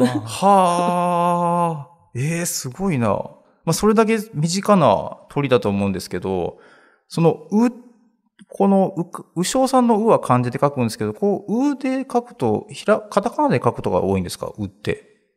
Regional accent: Uji, Kyoto, Japan; 私はちょっと、宇治市の出身

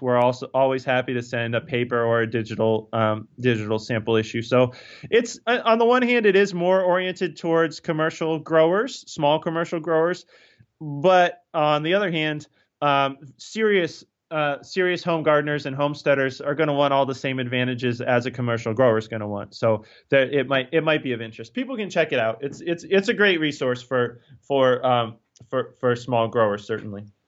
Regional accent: Northern Virginia, United States; moved away as an adult; also born or lived in Pennsylvania / Maine; now in Cornville, Maine, United States; I grew up in, in, in the state of Virginia, uh, but in Northern Virginia, up, up close to, um, Washington, D C, where, um, uh, where it's very suburban

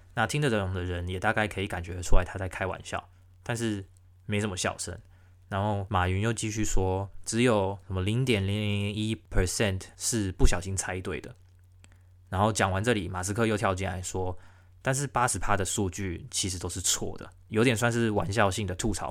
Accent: Taiwan; now in Melbourne, Australia; 我们台湾人

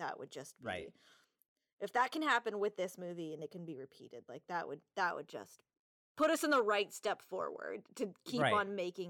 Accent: Southern California, United States; also born or lived in Brazil / San Diego / Los Angeles; I grew up mostly in Southern California and San Diego and LA.

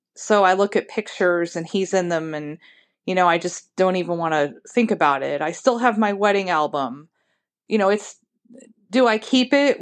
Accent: Ohio, United States; I'm from Ohio.

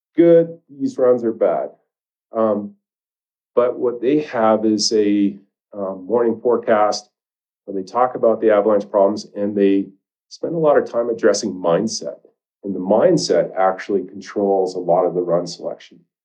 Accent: Maine, United States; moved away as an adult; now in Jackson, United States; I grew up in Maine

